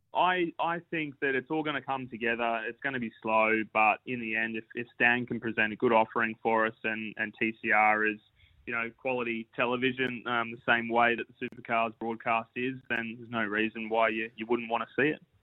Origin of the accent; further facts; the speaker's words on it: Central Coast, New South Wales, Australia; my hometown Central Coast